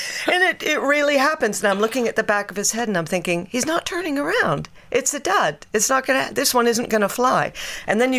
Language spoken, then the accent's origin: English; United States; accent: American; moved away; also born or lived in United Kingdom; I was American